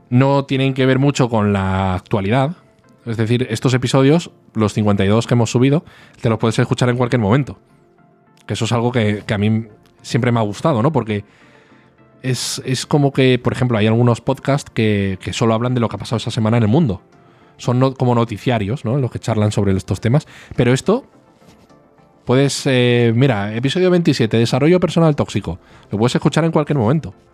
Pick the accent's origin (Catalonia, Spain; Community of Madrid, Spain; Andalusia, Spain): Andalusia, Spain; Málaga; Una frase, porque soy andaluz. Me acuerdo de una frase. … soy de Málaga.